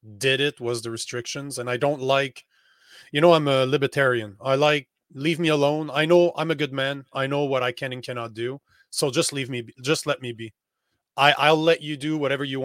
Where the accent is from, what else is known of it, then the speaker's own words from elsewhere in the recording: Canada; moved away as an adult; I'm from Canada